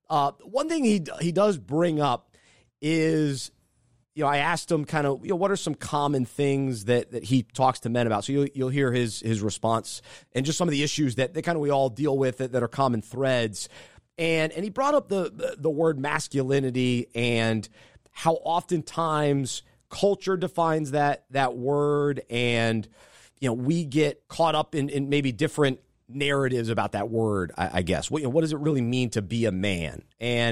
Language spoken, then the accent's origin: English; the South, United States; I'm from the South. And so that's what I grew up